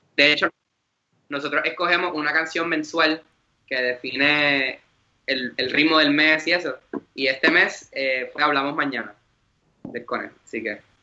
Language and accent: Spanish; Vega Baja, Puerto Rico; soy de Vega Baja, orgullosamente